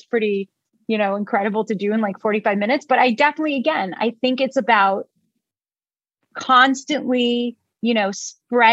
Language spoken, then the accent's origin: English; Israel; moved away; I was born in Israel. We're not known to be polite.